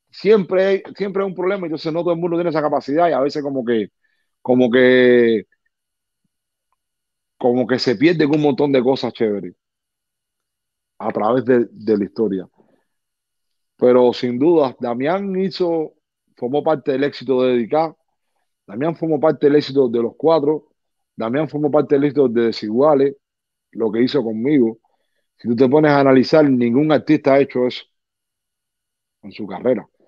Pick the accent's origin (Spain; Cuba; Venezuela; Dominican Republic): Cuba; moved away; Después que yo vine de Cuba para acá, mi vida dio un cambio a 180 grados.